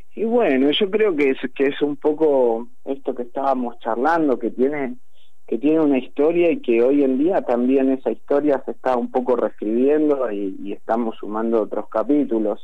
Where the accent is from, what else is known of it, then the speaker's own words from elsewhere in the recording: Argentina; en la Delio somos todos argentinos